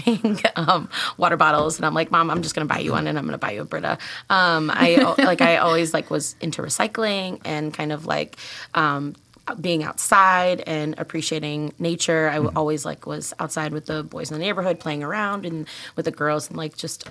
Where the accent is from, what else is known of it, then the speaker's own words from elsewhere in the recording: Tinley Park, Illinois, United States; I grew up in Tinley Park.